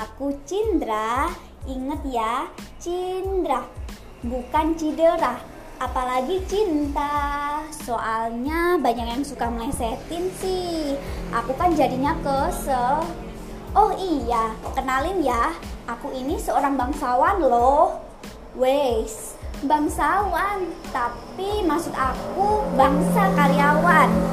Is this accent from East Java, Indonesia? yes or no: yes; East Java, Indonesia; moved away as an adult; now in Bandung, Indonesia; aku asli dari Jawa Timur